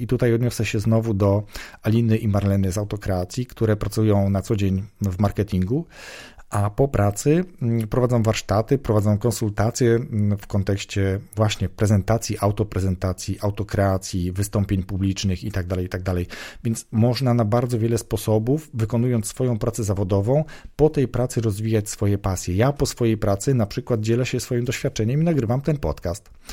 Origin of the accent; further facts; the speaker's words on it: southern Poland, Poland; pochodzę z południa Polski